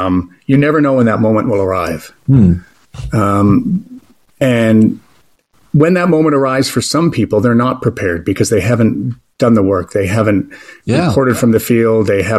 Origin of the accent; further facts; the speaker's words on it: Canada; moved away as an adult; as a Canadian broadcaster